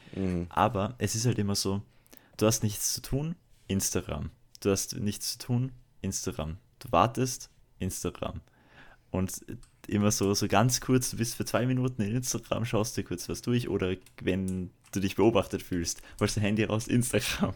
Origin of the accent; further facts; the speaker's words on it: Salzburg, Austria; Deswegen bin ich ja Salzburger und kein Wiener